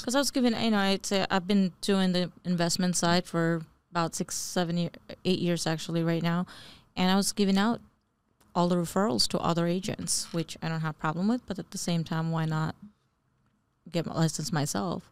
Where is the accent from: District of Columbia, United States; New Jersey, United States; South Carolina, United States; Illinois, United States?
New Jersey, United States; also born or lived in Bangladesh; I was born in Bangladesh and uh, but grew up pretty much most of my life really in New Jersey